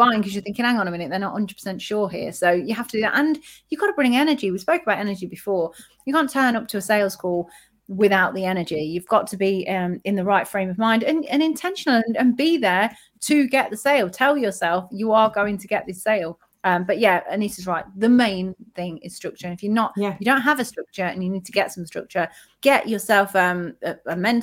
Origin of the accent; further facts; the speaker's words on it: United Kingdom; we're British as well